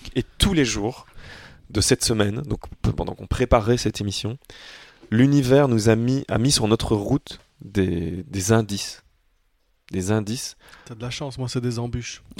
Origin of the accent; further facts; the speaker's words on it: Belgium; on est belge et que en tant que belge on dit chips avec un T